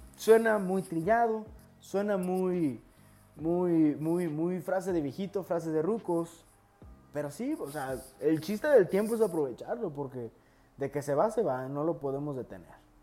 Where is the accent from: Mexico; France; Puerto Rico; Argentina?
Mexico; soy de México